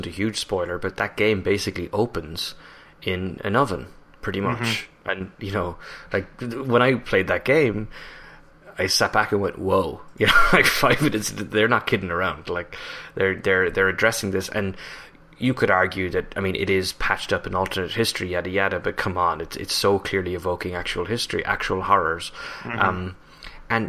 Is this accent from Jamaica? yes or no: no; Ireland; now in United States; an Irish national working in the US